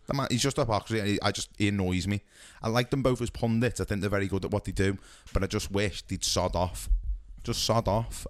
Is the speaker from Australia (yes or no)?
no; United Kingdom; for us as as British football fans